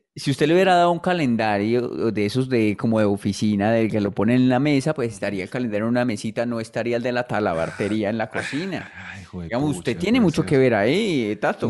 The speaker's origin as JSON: {"language": "Spanish", "country": "Colombia", "said": "uno como colombiano"}